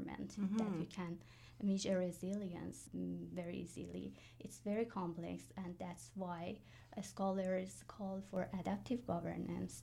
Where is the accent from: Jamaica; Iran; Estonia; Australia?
Iran; moved away as an adult; now in Kingston, Canada; I'm originally from Iran